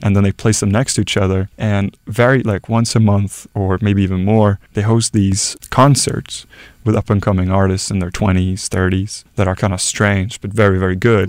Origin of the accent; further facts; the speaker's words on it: Norway; moved away as an adult; my home country